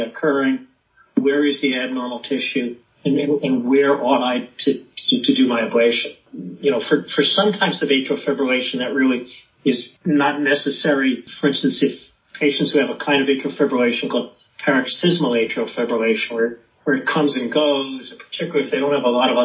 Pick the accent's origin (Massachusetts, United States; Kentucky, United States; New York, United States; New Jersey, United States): New York, United States; Long Island; I was born and raised in New York on Long Island, where my dad had his practice.